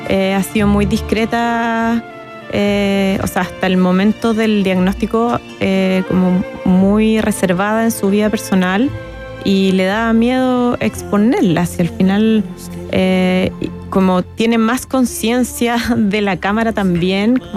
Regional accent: Chile; tenemos que como chilenos reconstituir nuestra memoria emocional

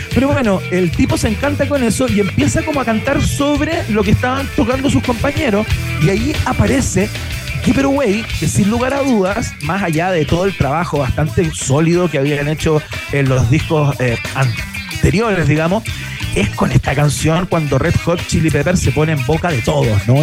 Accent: Chile; como chilenos

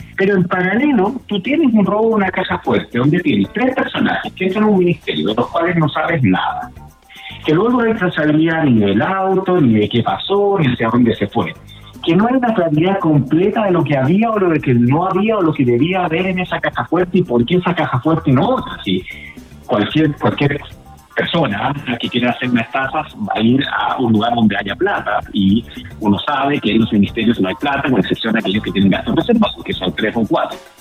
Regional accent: Chile; Nosotros somos parte de Latinoamérica

